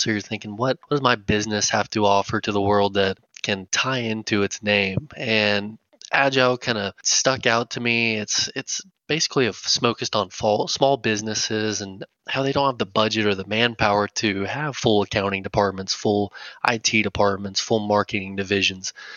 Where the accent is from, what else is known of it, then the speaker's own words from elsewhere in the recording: McLean, Texas, United States; moved away as an adult; also born or lived in Pampa, Texas / Amarillo, Texas; now in Dallas, United States; I spent most of my life in McLean, Texas, which is east of Amarillo